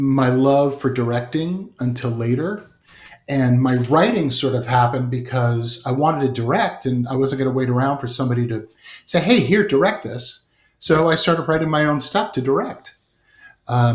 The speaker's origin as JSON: {"language": "English", "town": "Edison", "region": "New Jersey", "country": "United States", "tie": "born or raised there", "said": "I grew up in Jersey, in Edison."}